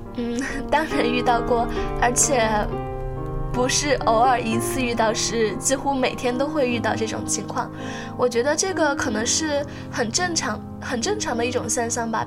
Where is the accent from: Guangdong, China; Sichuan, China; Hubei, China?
Sichuan, China; 我是四川人，然后我呢，在那个五幺二地震中，然后我家的房子也就垮塌了